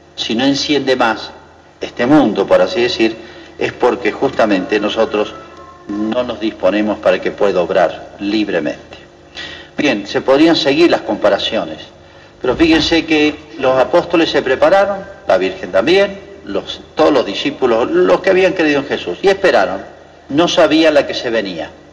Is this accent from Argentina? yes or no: yes; Argentina; el día que nos muramos dejamos de ser argentinos